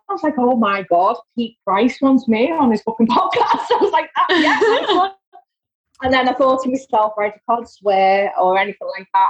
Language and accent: English; Liverpool, North West England, United Kingdom; accent: Scouse; I'm from Liverpool.